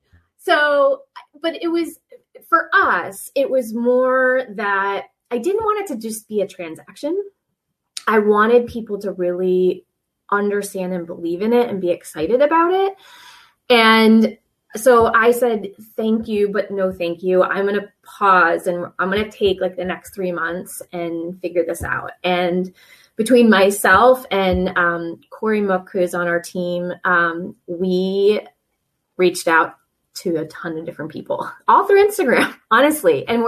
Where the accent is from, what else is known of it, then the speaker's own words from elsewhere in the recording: Rhode Island, United States; And so like, I'm from Rhode Island, you know, like I have to have my oysters